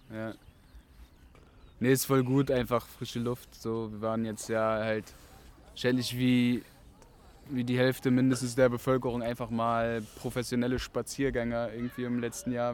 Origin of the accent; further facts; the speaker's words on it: Rostock, Mecklenburg-Vorpommern, Germany; now in Berlin, Germany; ich bin in Rostock geboren und bin dort aufgewachsen